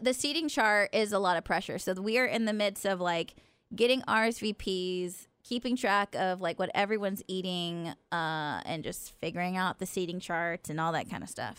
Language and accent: English; Stockton, California, United States; moved away; my hometown of Stockton